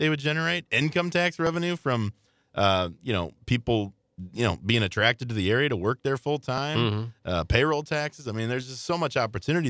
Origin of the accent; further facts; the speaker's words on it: Illinois, United States; moved away; the great state of Illinois, my home state back in the day.